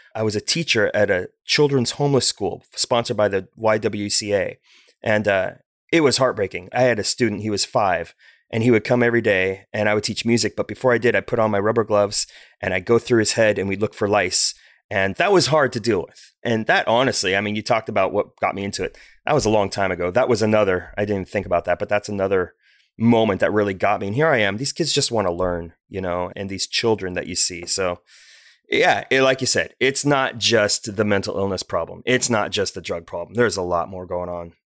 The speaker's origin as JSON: {"language": "English", "town": "Bellevue", "region": "Washington", "country": "United States", "tie": "born or raised there", "also_born_or_lived": "China", "moved": "as an adult", "lives_now": "Olympia, United States", "said": "growing up in Bellevue, Washington"}